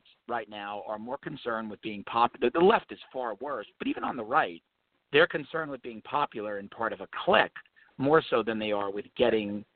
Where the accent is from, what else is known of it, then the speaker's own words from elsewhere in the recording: New York, United States; I grew up in New York